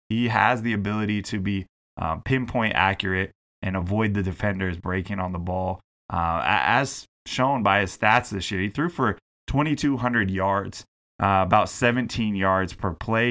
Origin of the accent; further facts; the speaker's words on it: Seattle, Washington, United States; moved away as an adult; now in British Columbia, Canada; my hometown is the Seattle area. My home region is the Pacific Northwest.